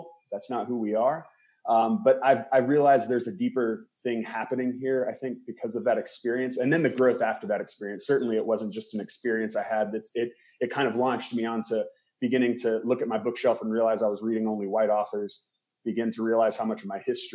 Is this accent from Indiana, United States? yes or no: yes; rural Indiana, United States; also born or lived in Palm Springs, California / Boston; I was born in Palm Springs, California, lived there till I was 8. And then I moved to Indiana. I always say my parents did the reverse Beverly Hillbillies because I left Palm Springs and then grew up on a farm in Indiana.